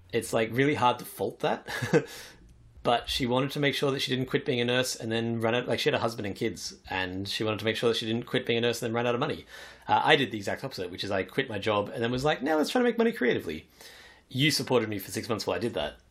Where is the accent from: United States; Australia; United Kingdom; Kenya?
Australia; I was born in Australia